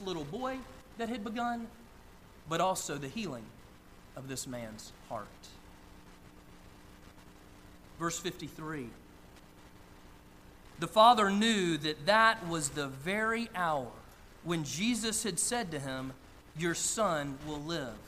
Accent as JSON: {"language": "English", "region": "Northeast Georgia", "country": "United States", "tie": "born or raised there", "said": "I grew up in Northeast Georgia, about an hour from downtown Atlanta"}